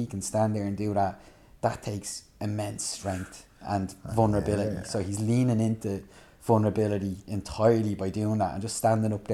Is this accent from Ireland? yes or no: yes; Dublin, Leinster, Ireland; moved away; I grew up in Fairhouse in Tallaght